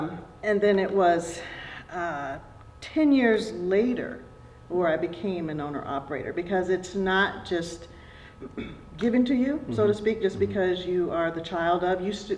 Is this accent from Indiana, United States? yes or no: yes; Michigan City, Indiana, United States; now in San Jose, United States; We're from Michigan City, Indiana.